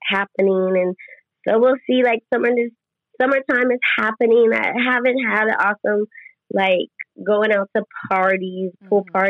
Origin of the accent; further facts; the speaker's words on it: Las Vegas, Nevada, United States; I'm born and raised in Las Vegas